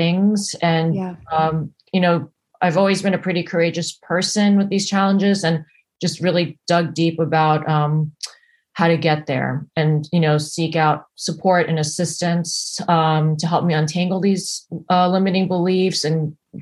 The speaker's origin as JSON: {"language": "English", "country": "United States", "tie": "born or raised there", "also_born_or_lived": "New Jersey / New York", "moved": "yes", "lives_now": "Los Angeles, United States", "said": "I grew up in New York and New Jersey before, and lived there before I came out"}